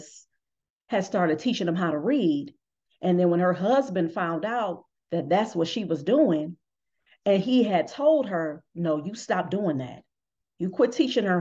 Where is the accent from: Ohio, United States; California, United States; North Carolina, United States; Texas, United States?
Ohio, United States; Cleveland; my hometown of Cleveland